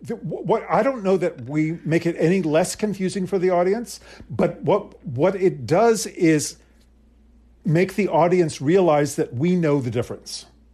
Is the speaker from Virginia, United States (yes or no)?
yes; Arlington, Virginia, United States; born there; also born or lived in Princeton, United States / South Africa; Okay, so I was born in Arlington outside of D.C. We then moved to Princeton, where my sister was born, in New Jersey. And from Princeton, we moved to South Africa.